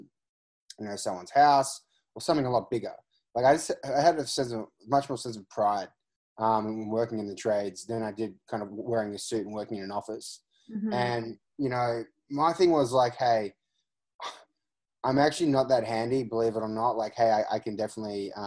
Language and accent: English; Australia; moved away; I'm originally from Australia. I grew up in a construction family.